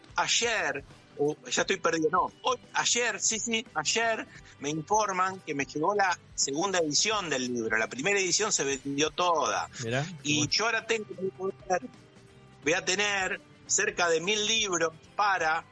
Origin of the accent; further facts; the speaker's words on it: Santa Fe, Argentina; en mi, en mi ciudad, mi pueblo, yo digo mi pueblo, pero una ciudad de 15.000 habitantes, estaba cosechadoras Don Roque Basali, fueron las primeras cosechadoras del país.